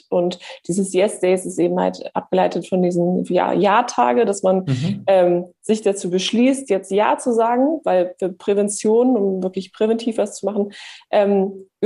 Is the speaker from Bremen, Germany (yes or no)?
yes; Bremen, Germany; now in Munich, Germany; Ja, also ich komme ursprünglich aus dem Norden. Ich bin eigentlich ein, äh, ich komme eigentlich aus Bremen, ähm, mhm. aber ich bin in München und wahrscheinlich auch in München geblieben